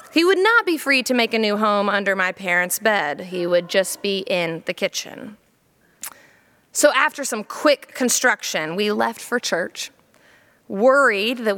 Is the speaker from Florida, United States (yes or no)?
yes; Jacksonville, Florida, United States; also born or lived in Columbia, South Carolina; When I was four years old, we moved from Columbia, South Carolina to Jacksonville, Florida.